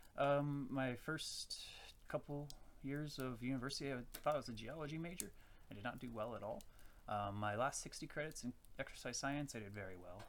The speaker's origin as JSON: {"language": "English", "region": "Virginia", "country": "United States", "moved": "as an adult", "lives_now": "Saskatoon, Canada", "said": "I am from Virginia, USA. I moved here in uh, August 2015"}